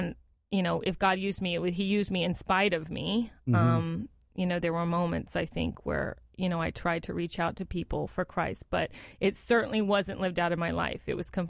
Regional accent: San Antonio, Texas, United States; San Antonio, Texas.

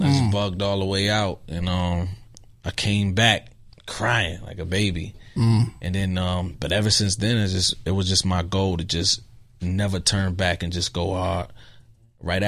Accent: Rochester, New York, United States; I'm from Rochester, New York.

